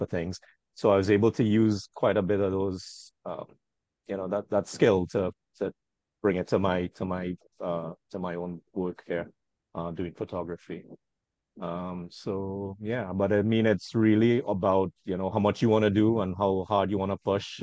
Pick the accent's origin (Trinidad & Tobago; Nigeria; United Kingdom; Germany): Trinidad & Tobago; I'm from Trinidad and Tobago.